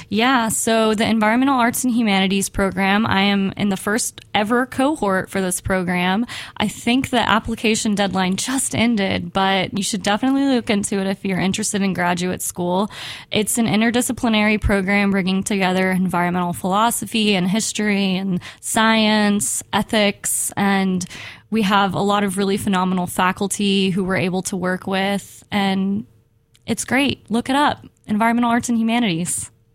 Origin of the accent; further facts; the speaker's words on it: Houston, Texas, United States; I grew up in Houston, Texas